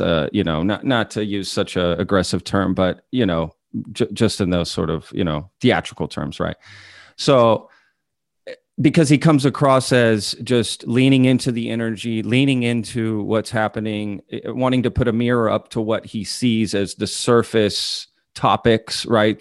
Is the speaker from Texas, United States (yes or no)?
yes; DFW area, Texas, United States; I'm from Texas. I went to school in Texas uh, in the DFW area.